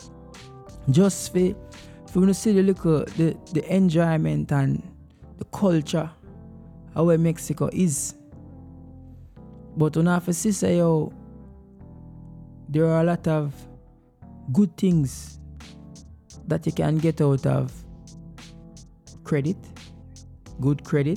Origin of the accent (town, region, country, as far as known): Jamaica; now in United States